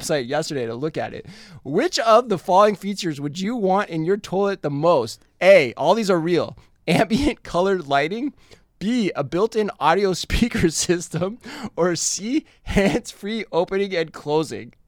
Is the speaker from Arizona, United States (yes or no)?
yes; Tempe, Arizona, United States; moved away; my home state of Arizona